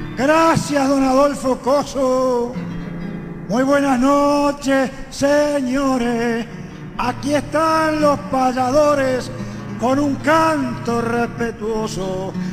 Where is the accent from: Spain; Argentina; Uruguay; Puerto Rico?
Uruguay; San José de Mayo, San José; Yo vengo del Uruguay